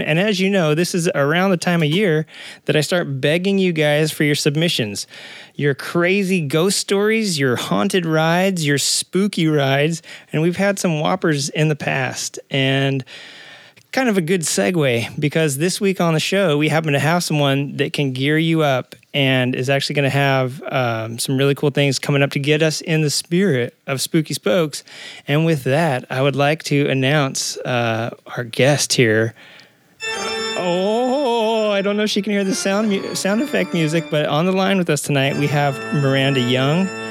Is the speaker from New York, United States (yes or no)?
no; Arkansas, United States; also born or lived in Southern California; now in California, United States; I'm originally from Arkansas